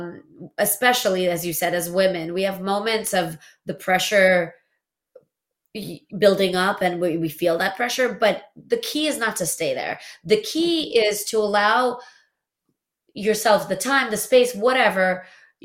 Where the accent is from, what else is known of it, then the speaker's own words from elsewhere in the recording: Latvia; first language Russian; English is a second language; moved away; I was born in Latvia, but I spoke Russian